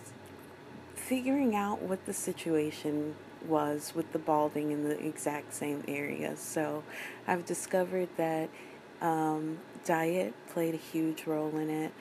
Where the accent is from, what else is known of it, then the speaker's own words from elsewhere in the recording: Oklahoma, United States; moved away as an adult; also born or lived in San Francisco; I was from Oklahoma